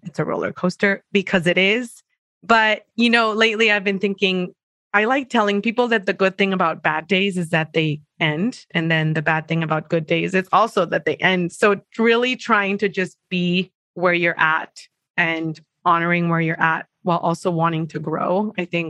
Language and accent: English; Mexico; English is a second language; moved away as an adult; now in San Diego, United States; I am originally from Mexico. I'm in San Diego right now, but I lived in Mexico all the way until I was 24